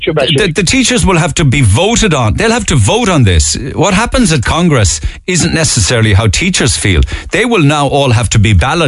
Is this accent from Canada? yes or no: no; Hungary; now in Ireland; I'm from Hungary originally, in Ireland 17 years.